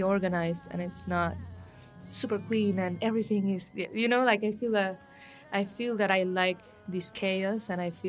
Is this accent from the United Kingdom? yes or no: no; Guatemala City, Guatemala Department, Guatemala; moved away as an adult; also born or lived in Antigua, Guatemala; now in Mexico City, Mexico; I'm from Guatemala City as well.